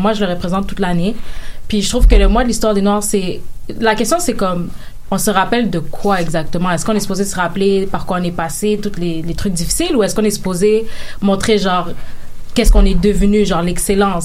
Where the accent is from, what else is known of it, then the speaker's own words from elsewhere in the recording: Canada; je suis née au Canada